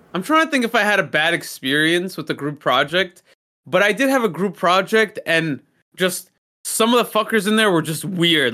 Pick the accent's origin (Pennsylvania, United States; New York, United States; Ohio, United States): New York, United States; New York City; I'm American, you're American, we were born here, fucking Brooklyn raised